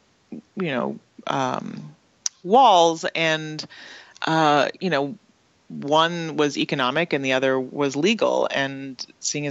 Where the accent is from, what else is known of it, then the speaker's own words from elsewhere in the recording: Canada; I didn't learn about in school in Canada